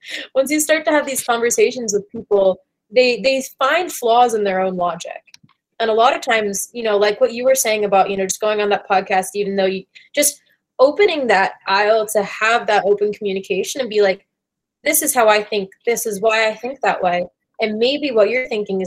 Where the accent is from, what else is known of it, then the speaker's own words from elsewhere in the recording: Washington, District of Columbia, United States; moved away as an adult; also born or lived in Wisconsin; I grew up in Washington, D.C.